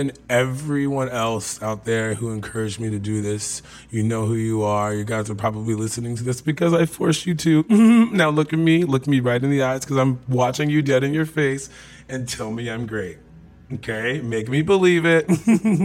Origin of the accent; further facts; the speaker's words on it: Santa Barbara, California, United States; now in San Francisco, United States; I'm from Santa Barbara originally